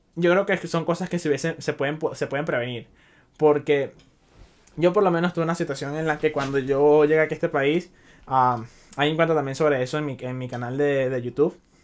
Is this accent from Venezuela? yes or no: yes; Venezuela; now in Chicago, United States; yo soy inmigrante, yo vengo de Venezuela